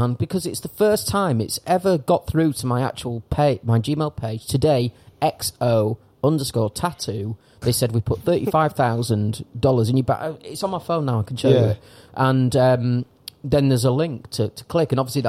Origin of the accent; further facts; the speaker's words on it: England, United Kingdom; now in Thailand; as an Englishman